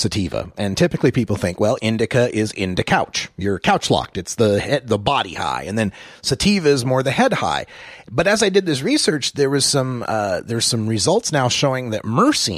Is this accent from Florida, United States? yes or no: no; Idaho, United States; I'm from Idaho